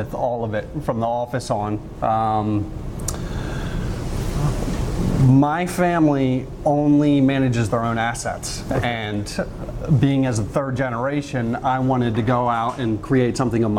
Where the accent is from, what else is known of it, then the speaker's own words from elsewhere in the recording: United States; I grew up in Montgomery County, third generation from a construction family